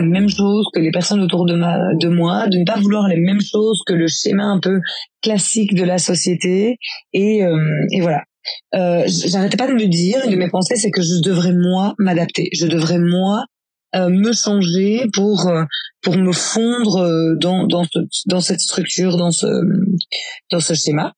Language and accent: French; Belgium; je suis belge, j'ai grandi dans une famille de quatre enfants